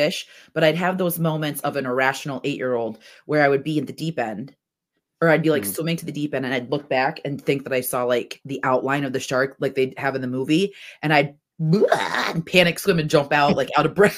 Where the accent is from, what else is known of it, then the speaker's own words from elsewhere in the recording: Orlando, Florida, United States; I was born in Orlando and I grew up Orlando.